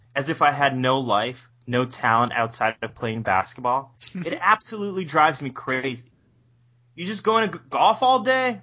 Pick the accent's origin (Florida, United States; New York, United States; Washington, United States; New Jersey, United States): New York, United States; I'm originally from New York